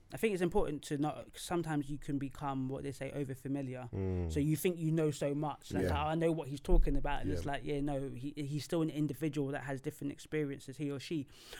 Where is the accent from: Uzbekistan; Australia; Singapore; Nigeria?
Nigeria; because me as a Nigerian person, I've met some Nigerians that don't want me to even be their worker because I'm Nigerian.